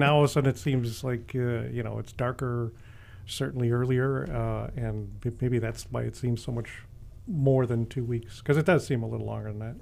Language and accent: English; Chicago, Illinois, United States; I've been born and raised in Chicago